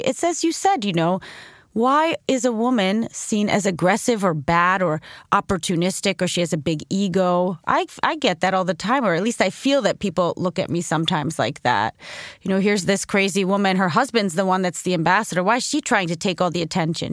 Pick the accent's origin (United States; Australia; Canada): United States; also born or lived in Sweden; I'm back home in America and I'm an American